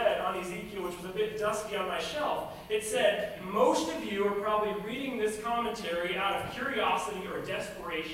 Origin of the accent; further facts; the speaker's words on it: Los Angeles, California, United States; I grew up in Los Angeles